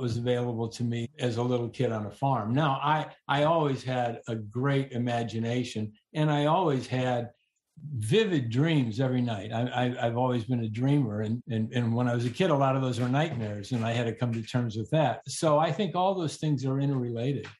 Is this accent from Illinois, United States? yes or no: yes; Northern Illinois, United States; also born or lived in Arkansas; I was raised in Northern Illinois